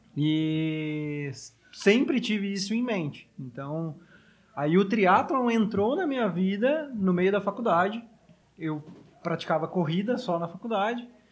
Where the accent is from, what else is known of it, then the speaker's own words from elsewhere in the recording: Taubaté, São Paulo, Brazil; now in São Paulo, Brazil; na minha cidade, graças a Deus, existe uma pista pública, onde eu sou natural de Taubaté